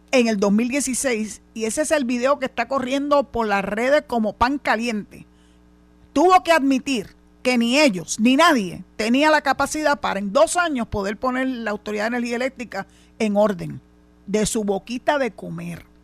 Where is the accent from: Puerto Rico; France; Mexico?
Puerto Rico; Eso mismo, tú sabes cómo hablamos los boricuas.